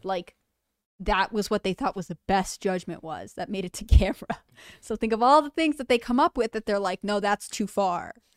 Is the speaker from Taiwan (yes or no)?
no; United Kingdom; I'm British